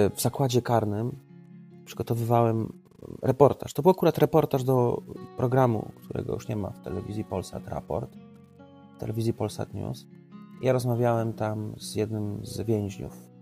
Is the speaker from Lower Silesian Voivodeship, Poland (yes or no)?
no; Trawniki, Lublin Voivodeship, Poland; obóz pracy w trawnikach mojej rodzinnej miejscowości